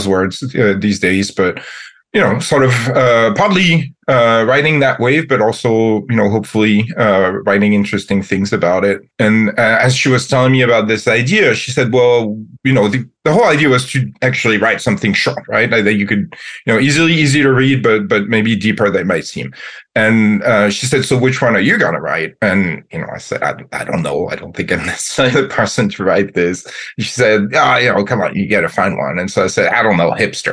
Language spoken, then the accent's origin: English; Metz, Grand Est, France; English is a second language; moved away as an adult; now in United States; I was, as I said, born and raised in France, in the city of Metz, close to Luxembourg and Germany